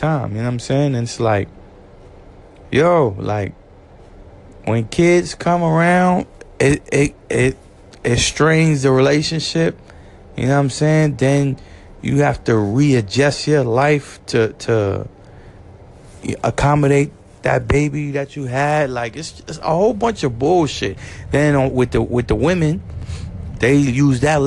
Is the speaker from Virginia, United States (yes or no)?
no; New York City, New York, United States; I'm from Brooklyn